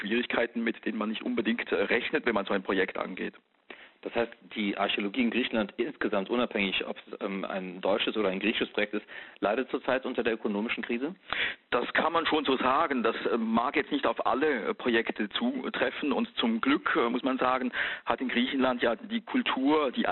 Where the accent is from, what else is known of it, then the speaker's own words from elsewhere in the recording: Switzerland; ich bin ja Schweizer Staatsbürger von Haus aus, ne?